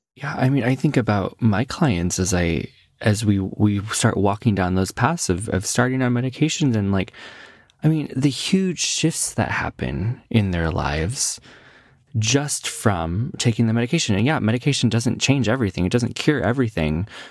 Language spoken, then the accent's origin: English; Midwest, United States; moved away; I grew up in the Midwest